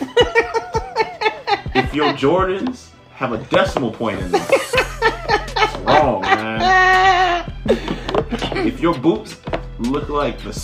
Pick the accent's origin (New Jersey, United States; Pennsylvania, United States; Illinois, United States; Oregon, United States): Pennsylvania, United States; Philadelphia; I'm from Philly